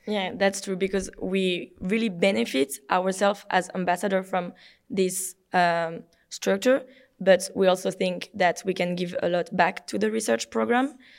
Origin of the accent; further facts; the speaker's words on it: France; from France